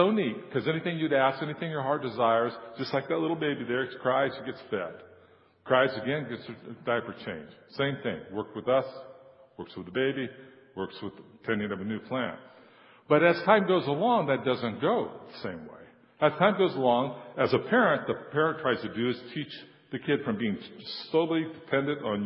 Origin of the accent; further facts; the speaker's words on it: San Joaquin Valley, California, United States; I was born in California and raised in the San Joaquin Valley